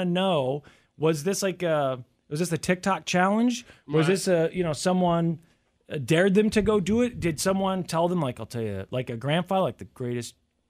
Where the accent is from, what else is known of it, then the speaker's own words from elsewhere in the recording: United States; growing up in the United States